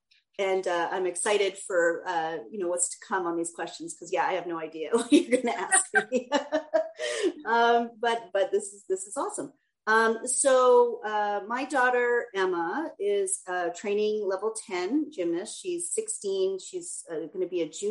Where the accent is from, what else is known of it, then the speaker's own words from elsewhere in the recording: Edmonton, Alberta, Canada; now in United States; I'm from Edmonton